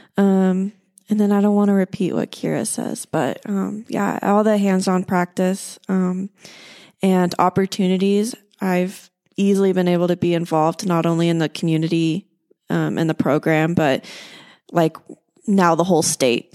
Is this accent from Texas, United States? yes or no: yes; Houston, Texas, United States; I'm from the suburban life of Houston, Texas